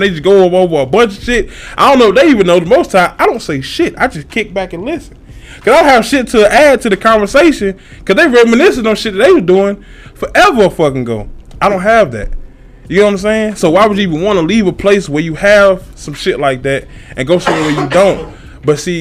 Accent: Columbia, South Carolina, United States; I'm from South Carolina, bruh. I'm from Columbia

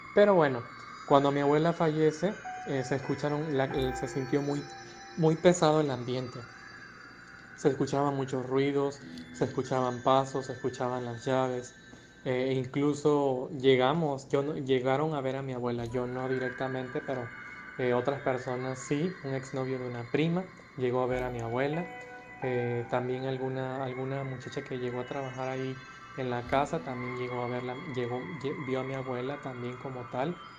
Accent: Mexico; nosotros acá en México

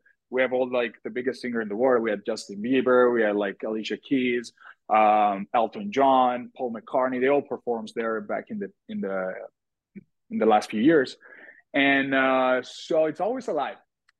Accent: Verona, Veneto, Italy; I mean, I love my city. I always loved my city since I was a kid. You know, this is the city of Romeo and Juliet.

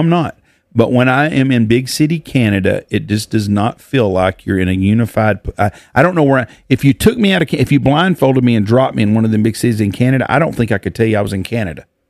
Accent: United States; I am talking as an American

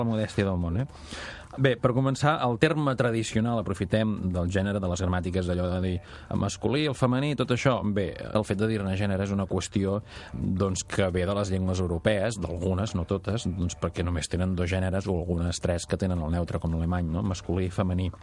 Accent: Catalonia, Spain; nosaltres som catalans

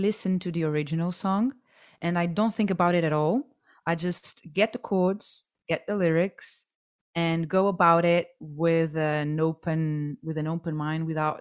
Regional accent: Portugal; moved away; as I was growing up in Portugal

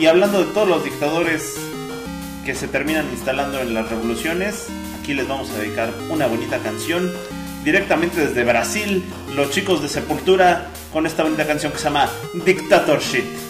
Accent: Mexico; Somos bien mexicanotes

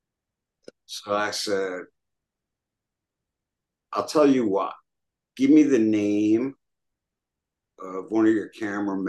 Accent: New York, United States; I'm a New Yorker

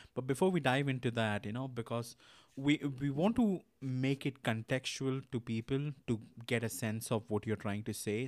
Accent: India; I'm from India.

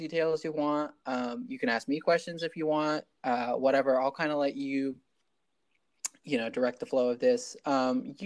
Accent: Maryland, United States; We grew up together here in Maryland

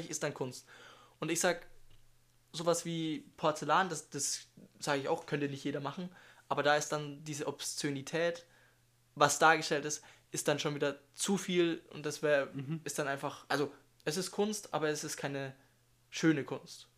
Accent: Germany; Ich komme aus Deutschland

